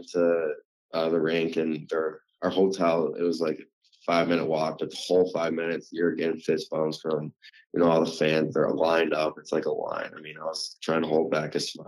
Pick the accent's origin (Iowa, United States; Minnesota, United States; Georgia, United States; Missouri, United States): Minnesota, United States; growing up in Minnesota